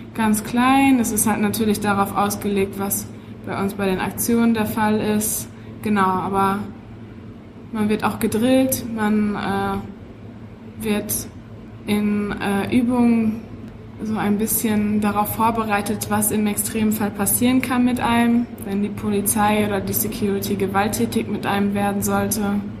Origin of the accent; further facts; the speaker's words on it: Witten, North Rhine-Westphalia, Germany; now in Dortmund, Germany; Ich bin in Witten geboren, ähm, studiere an der Ruhr-Universität Bochum, aber wohne in Dortmund, also ganz Ruhrgebiet